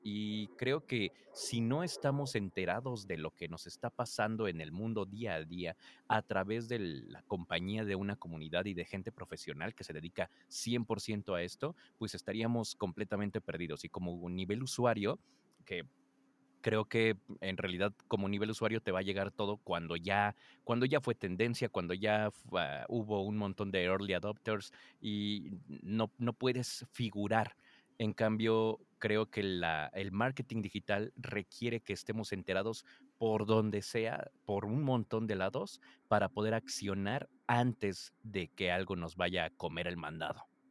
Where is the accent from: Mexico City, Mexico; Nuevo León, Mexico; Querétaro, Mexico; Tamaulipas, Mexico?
Mexico City, Mexico; soy de la Ciudad de México